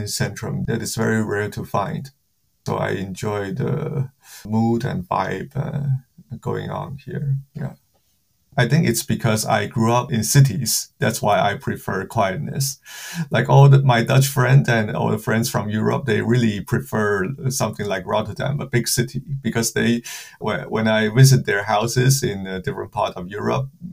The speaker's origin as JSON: {"language": "English", "town": "Kaohsiung", "country": "Taiwan", "tie": "born or raised there", "moved": "as an adult", "lives_now": "Netherlands", "said": "I was born in Kaohsiung, Taiwan. It's like a harbor city in Taiwan. And I was educated in Taiwan, I think, until I was 23"}